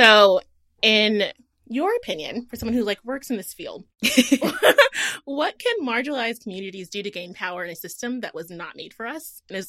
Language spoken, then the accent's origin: English; Houston, Texas, United States; So I'm from Houston.